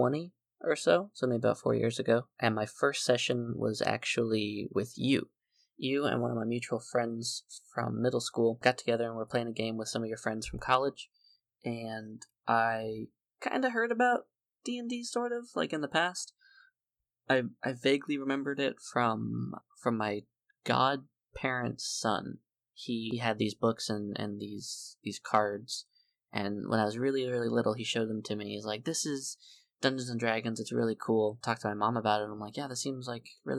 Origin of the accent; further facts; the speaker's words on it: South Florida, United States; I grew up in South Florida